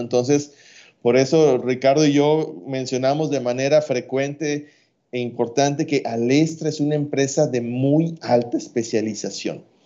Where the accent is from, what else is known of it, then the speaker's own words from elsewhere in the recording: Mexico; como mexicanos medios